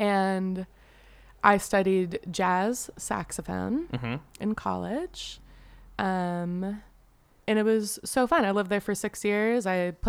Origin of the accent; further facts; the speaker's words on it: the Bay Area, California, United States; now in Los Angeles, United States; I'm from the Bay Area